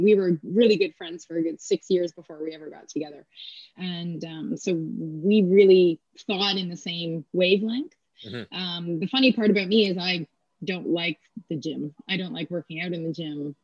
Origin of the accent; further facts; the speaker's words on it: Kingston, Ontario, Canada; I'm from Kingston, Ontario. Okay. And so I grew up near the base.